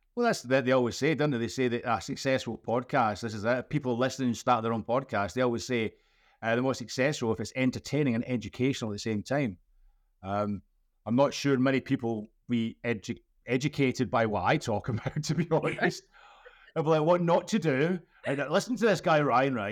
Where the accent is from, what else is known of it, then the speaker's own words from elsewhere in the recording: Scotland, United Kingdom; I'm Scottish and bald and old